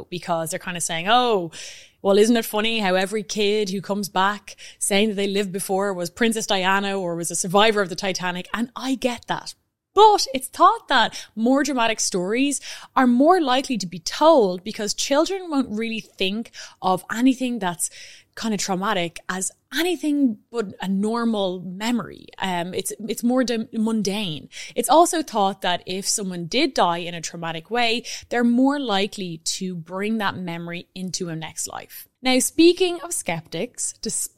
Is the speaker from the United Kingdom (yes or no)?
no; Ireland; being Irish